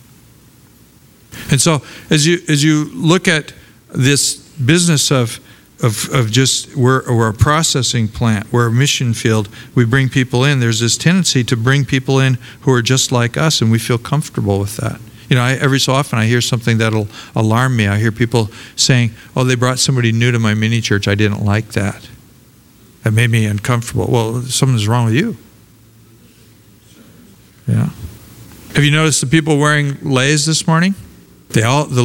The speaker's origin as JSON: {"language": "English", "town": "Portland", "region": "Oregon", "country": "United States", "tie": "born or raised there", "also_born_or_lived": "Los Angeles, California", "moved": "yes", "said": "I grew up in Portland, Oregon"}